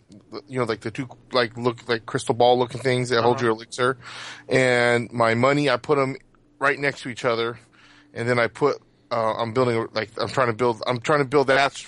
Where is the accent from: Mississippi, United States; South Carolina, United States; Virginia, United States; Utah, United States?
Utah, United States; I'm from Utah.